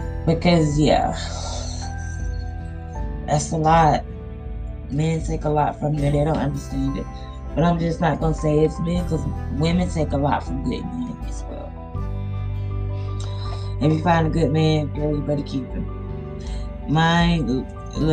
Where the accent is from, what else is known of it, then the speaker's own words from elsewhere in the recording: Georgia, United States; now in Missouri, United States; I'm not from Missouri, so I have to travel all the way back to Georgia